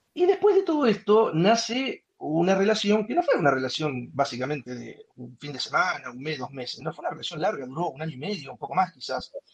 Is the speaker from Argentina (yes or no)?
yes; Buenos Aires, Argentina; como argentino, como porteño, esto me identifica, esto es como que está escrito para mi cultura.